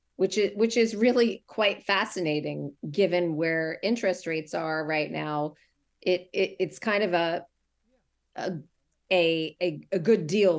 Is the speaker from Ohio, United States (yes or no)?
no; Massachusetts, United States; born or raised there; accent: Massachusetts; now in Santa Barbara, United States